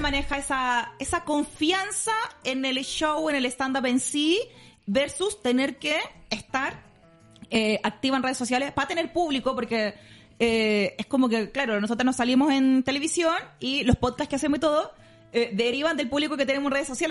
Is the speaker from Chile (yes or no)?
yes; Maipú, Santiago Metropolitan Region, Chile; era de Maipú, que cuando chicas éramos como los más pobres de la cuadra